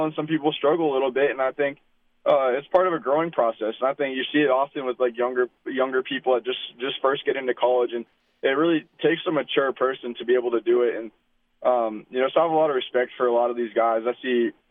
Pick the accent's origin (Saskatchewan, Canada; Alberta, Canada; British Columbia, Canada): Saskatchewan, Canada; Regina; I was growing up in Regina